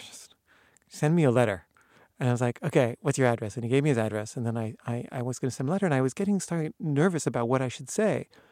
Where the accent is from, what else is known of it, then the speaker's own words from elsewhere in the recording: United States; I'm an American filmmaker